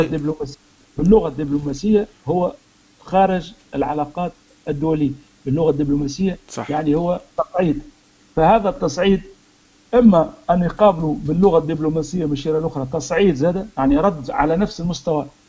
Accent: Tunisia; احنا كتوانسه او كمغاربه

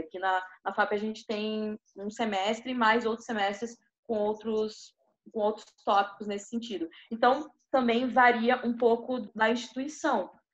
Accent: Porto Alegre, Rio Grande do Sul, Brazil; moved away as an adult; da cidade onde eu, onde eu nasci, que é Porto Alegre, Rio Grande do Sul

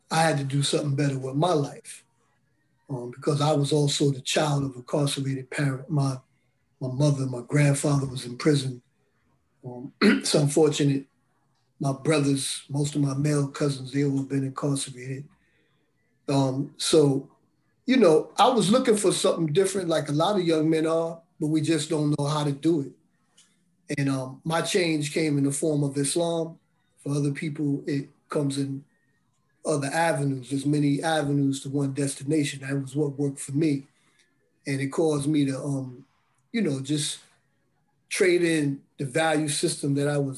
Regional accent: Bridgeport, Connecticut, United States; also born or lived in Brooklyn, United States; I grew up in um, Bridgeport, Connecticut, and I grew up in East New York section of Brooklyn. So I lived back and forth as a kid.

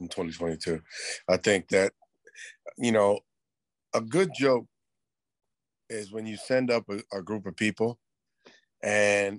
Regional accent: New York City, New York, United States; growing up in the 70s was great because I grew up in New York City

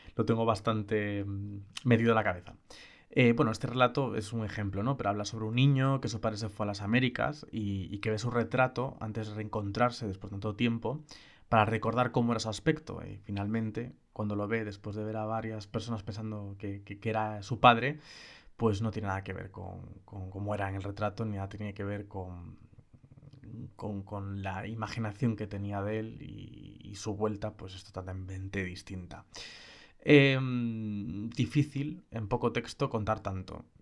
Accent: Galicia, Spain; como gallego

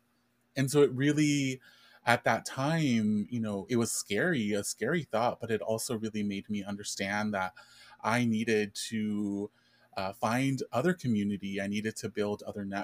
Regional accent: Inland Empire, California, United States; also born or lived in East Los Angeles, California / Mexico (family ancestry); I was born in East Los Angeles, and I lived in East Los Angeles for the first few years of my life. Mm-hmm. And I ended up moving to the Inland Empire when I was around 5 years old. And so I was raised for the most part in the Inland Empire

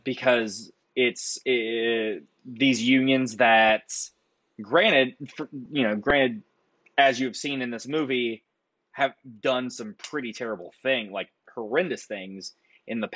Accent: Nitro, West Virginia, United States; growing up in West Virginia

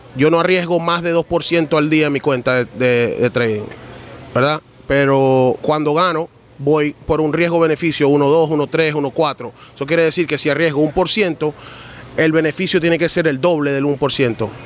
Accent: New York, United States; moved away as an adult; also born or lived in Venezuela; now in Miami, United States; Yo nací en Venezuela, mi mamá es colombiana y me crié en Nueva York.

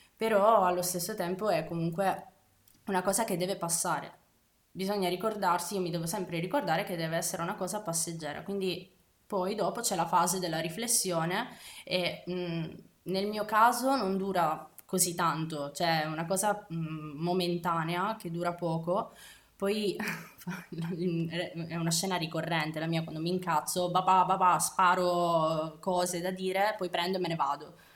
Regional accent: Abruzzo, Italy; moved away as an adult; Io vivo qui eh, in realtà da un annetto, sono abruzzese, mi sono trasferita con il mio ragazzo

